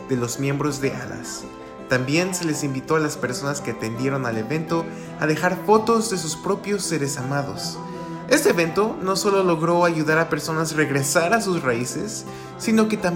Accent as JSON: {"language": "Spanish", "region": "Mexico City", "country": "Mexico", "tie": "born or raised there", "said": "Ahora seré yo un poco egoísta y platicaré de lo que hacemos en mi tierra natal de la Ciudad de México."}